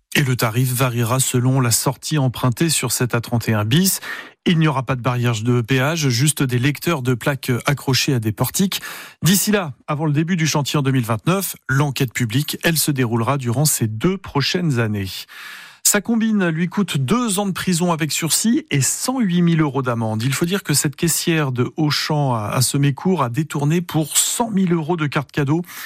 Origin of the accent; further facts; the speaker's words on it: Alsace-Moselle, Grand Est, France; chez nous, en Alsace-Moselle, hein, avec notre droit local